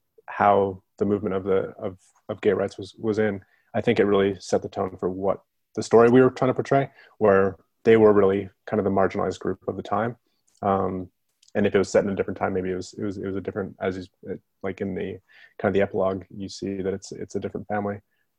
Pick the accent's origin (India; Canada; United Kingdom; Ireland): Canada; Calgary, Alberta; also born or lived in Vancouver; Yeah, I grew up in Canada. I grew up kind of all over. We were a family that moved around a lot, but mostly Calgary, Alberta. And I moved out to Vancouver when I was like 18, 19.